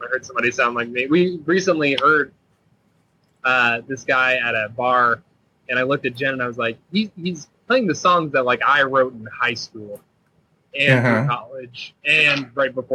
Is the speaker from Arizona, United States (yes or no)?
no; Indianapolis, Indiana, United States; I was born and raised in Indianapolis